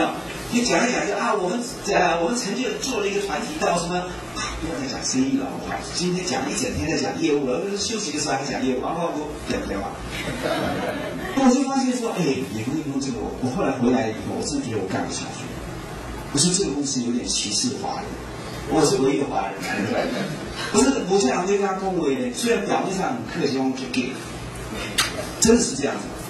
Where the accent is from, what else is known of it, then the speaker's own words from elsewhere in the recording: Taiwan; 我是台湾人，我知道我的市场，我知道我的顾客，我懂得他们的语言。